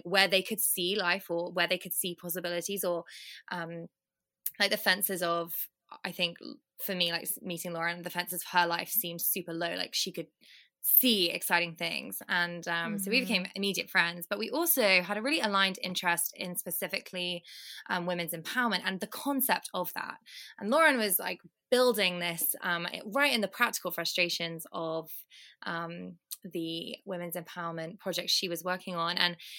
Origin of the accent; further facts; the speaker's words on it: United Kingdom; now in London, United Kingdom; And right now I'm in London, I'm British.